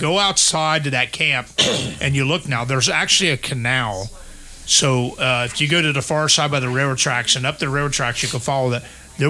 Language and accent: English; English Woods, Whitewater River, Indiana, United States; I grew up in English Woods right at the Whitewater River, across from the Fosters and your grandparents' farm. And then I actually grew, when I first started, lived on St. Peter's Road, right around the corner from Linmary.